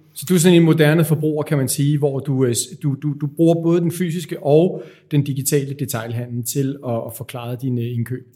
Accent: Denmark; som danskere

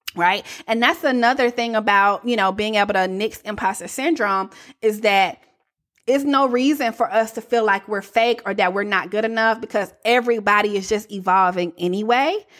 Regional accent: the South, United States; accent: Southern; I was a little too Southern

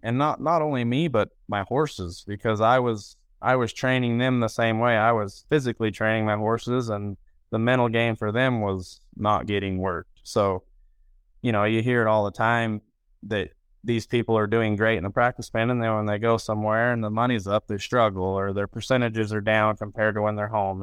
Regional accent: Roosevelt, Utah, United States; I was born in Roosevelt, Utah

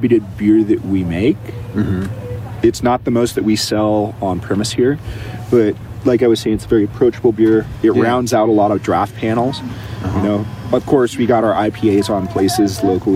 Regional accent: Encinitas, California, United States; originally I'm from the Cardiff Encinitas area

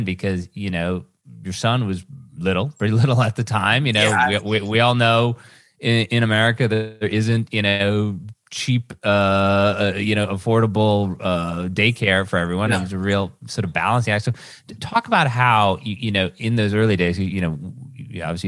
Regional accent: Western Massachusetts, United States; we grew up, you and I grew up together in Massachusetts

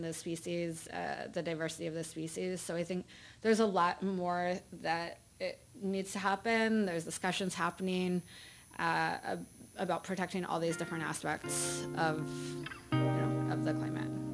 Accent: Iowa, United States; I grew up in Iowa

